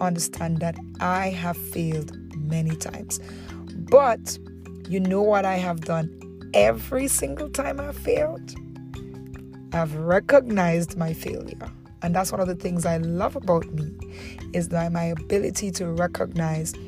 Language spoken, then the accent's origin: English; Dominica; moved away as an adult; also born or lived in Antigua; now in Antigua and Barbuda; I moved to Antigua from Dominica